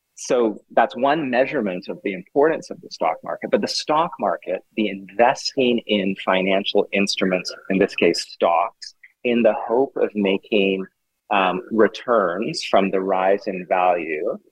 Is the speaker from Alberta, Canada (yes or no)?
no; Vancouver, British Columbia, Canada; I grew up in Vancouver, um, Vancouver, Canada